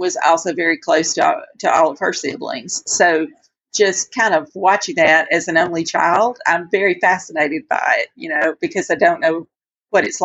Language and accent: English; United States; moved away; I'm originally from a little bitty tiny cotton growing community.